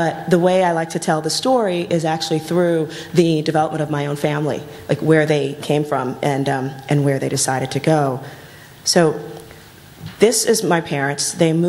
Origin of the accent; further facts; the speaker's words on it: New York City, New York, United States; when I grew up in the South Bronx